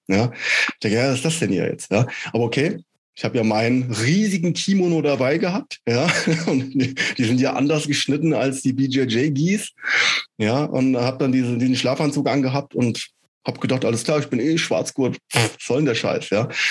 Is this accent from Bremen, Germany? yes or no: no; Schotten, Hesse, Germany; now in Wilhelmshaven, Germany; aus meiner Heimatstadt, aus Schotten